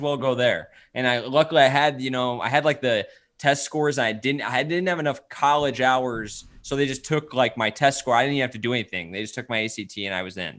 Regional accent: Bloomington, Illinois, United States; moved away as an adult; also born or lived in Wisconsin / Columbia, Missouri / Michigan; now in St. Louis, United States; born and raised in Bloomington, Illinois

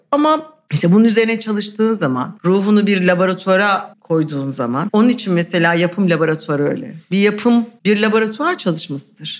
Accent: Istanbul, Turkey; Bir de İstanbulluyum yani doğma bir ailem de İstanbullu

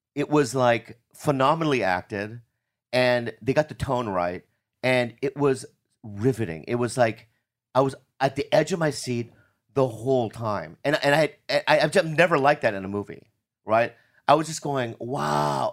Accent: United States; I'm American

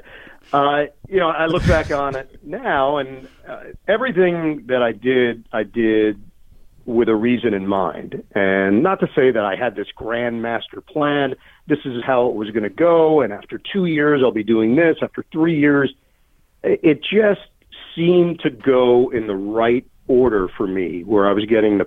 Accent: New York City, New York, United States; I was from Queens.

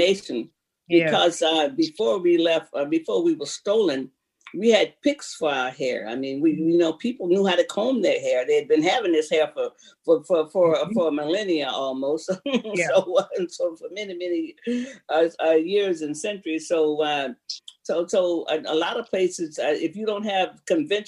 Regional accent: Florida, United States; I love my Florida people

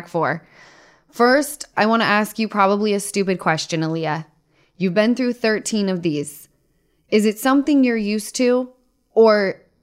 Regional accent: Utah, United States; I'm from Utah

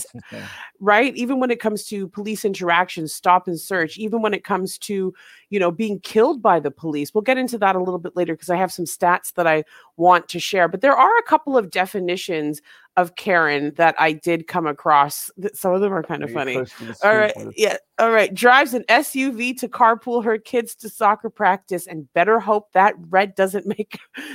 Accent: Canada; also born or lived in Jamaica; now in England; I'm from Canada, I live in England

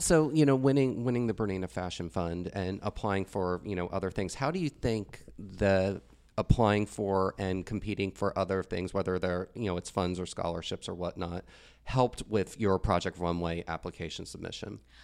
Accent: Northeast, United States; now in Texas, United States; I grew up in the Northeast

